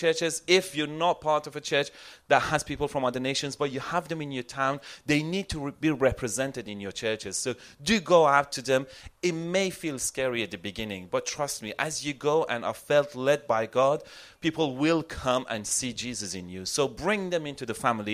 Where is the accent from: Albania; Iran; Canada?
Iran; now in Yalova, Turkey; I was born and raised in Iran into a Muslim family